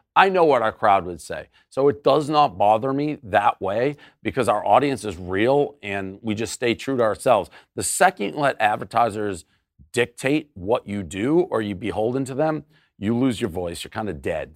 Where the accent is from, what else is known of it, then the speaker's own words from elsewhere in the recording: Boston, Massachusetts, United States; I lived in an era growing up in Boston